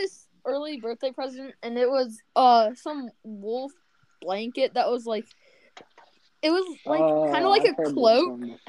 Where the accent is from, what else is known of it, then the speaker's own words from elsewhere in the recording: Australia; I'm Australian, but...